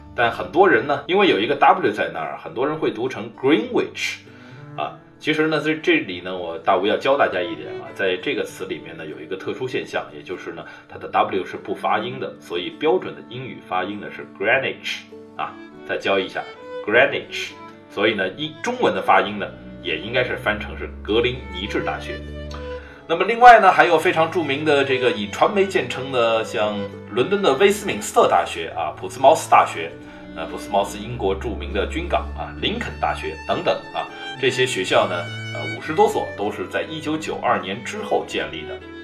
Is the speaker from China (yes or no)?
yes; China; 对于我们中国人来说